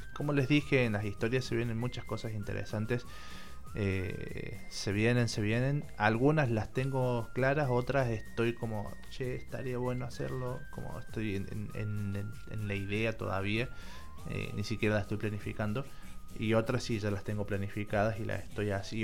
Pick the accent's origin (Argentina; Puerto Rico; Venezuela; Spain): Argentina